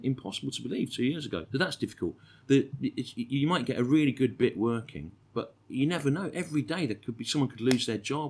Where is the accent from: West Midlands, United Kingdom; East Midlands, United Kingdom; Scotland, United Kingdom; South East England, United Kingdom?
West Midlands, United Kingdom; Birmingham; I was born in Birmingham